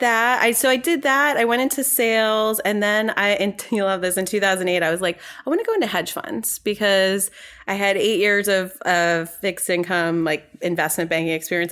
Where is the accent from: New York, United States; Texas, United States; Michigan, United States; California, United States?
New York, United States; moved away as an adult; also born or lived in North Carolina; I'm from New York originally, and, um, I went to school in North Carolina